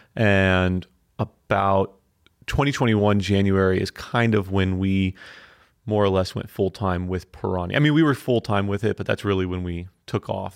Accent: Fort Lauderdale, Florida, United States; moved away as an adult; now in Asheville, United States; we're from Fort Lauderdale

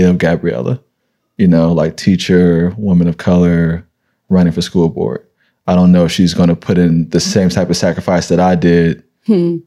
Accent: San Francisco, California, United States; I'm from this city. Like right. I grew up on welfare

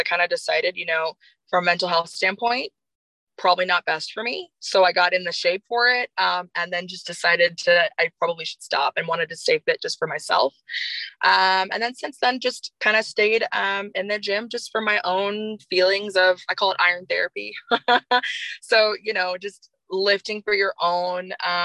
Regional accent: Overland Park, Kansas, United States; moved away; I grew up in the suburbs of Kansas, more specifically in the Overland Park area.

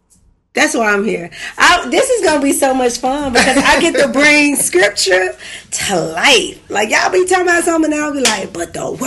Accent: Memphis, Tennessee, United States; also born or lived in Atlanta; That's me. I'm born and raised in Memphis. North Memphis, to be exact.

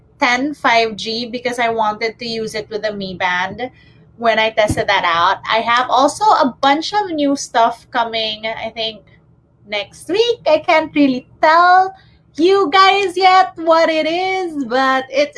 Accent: Manila, Metro Manila, Philippines; I am from Manila. I'm based in Manila.

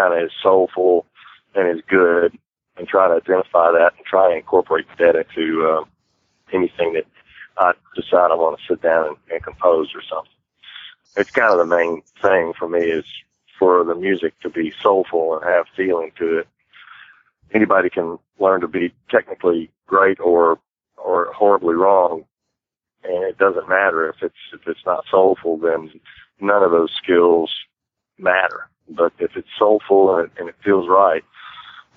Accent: Humble, Texas, United States; from a little place called Humble, Texas, which is north of Houston. It's kind of where I started playing music

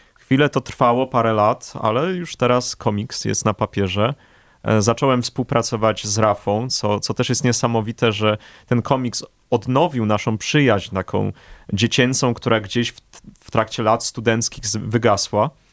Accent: Warsaw, Masovian Voivodeship, Poland; obaj jesteśmy warszawiakami od urodzenia, z krwi i kości

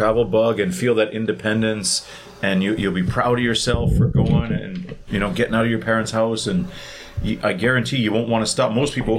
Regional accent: Thunder Bay, Ontario, Canada; I'm from Thunder Bay

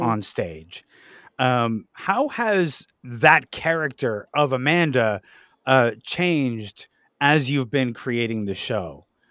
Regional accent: Ajax, Ontario, Canada; I spent my teenage years in Ajax

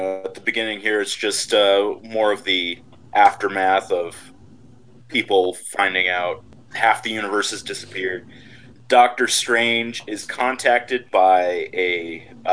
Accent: United States; me being an American

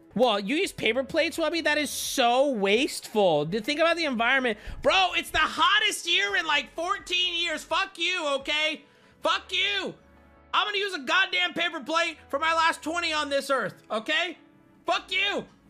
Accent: San Diego, California, United States; growing up in San Diego, going to high school in San Diego

